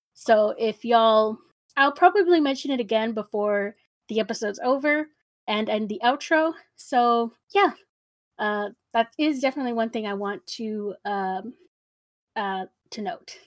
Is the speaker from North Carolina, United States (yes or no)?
no; San Antonio, Texas, United States; I'm from San Antonio, so when you hear the south side, you immediately know that it's, it's gonna be an issue, uh, at least from my experience. I also grew up pretty sheltered